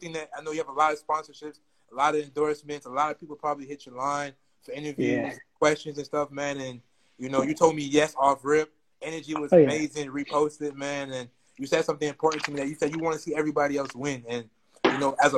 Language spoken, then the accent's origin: English; Jamaica; I'm Jamaican